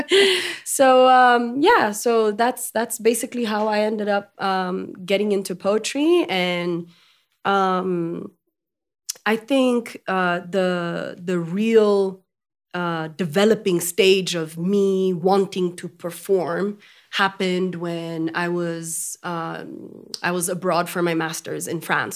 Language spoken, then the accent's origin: English; Ethiopia; first language French; English is a second language; Amharic, of course, because I was born and raised in Ethiopia. Um, my, my first tongue was French, though